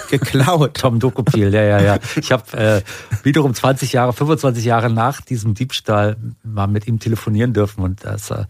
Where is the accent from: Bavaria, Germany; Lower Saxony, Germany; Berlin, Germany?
Berlin, Germany; Hakenfelde, das war äh, nicht so weit von, da war ich ja, als Kind ja, oft mit Fahrrad da.